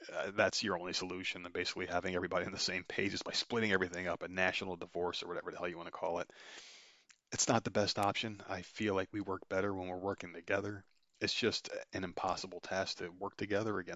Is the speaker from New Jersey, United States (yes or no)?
yes; New Jersey, United States; my home state